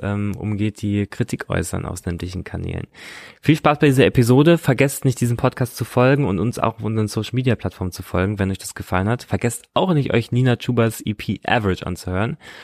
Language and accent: German; Munster, Lower Saxony, Germany; neben Soltau ist der Ort Munster, da bin ich aufgewachsen